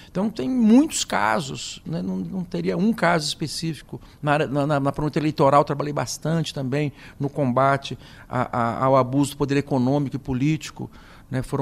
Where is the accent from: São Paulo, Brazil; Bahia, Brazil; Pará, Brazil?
São Paulo, Brazil; Tupã; also born or lived in Adamantina; Eu sou do interior do estado de São Paulo, nasci numa cidade chamada Adamantina, na Alta Paulista, e me criei em Tupã.